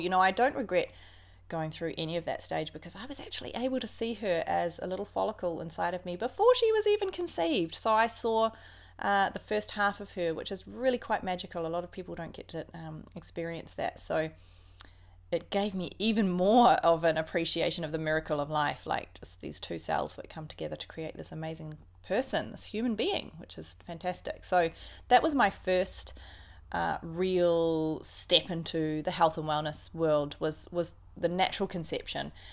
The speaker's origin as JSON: {"language": "English", "region": "Auckland", "country": "New Zealand", "tie": "born or raised there", "also_born_or_lived": "Christchurch", "said": "I grew up in New Zealand, in Auckland predominantly, uh, born in Christchurch, but grew up in Auckland"}